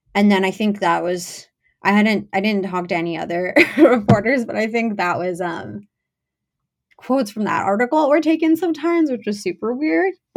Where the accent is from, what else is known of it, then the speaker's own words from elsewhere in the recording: Teaneck, New Jersey, United States; I'm from Teaneck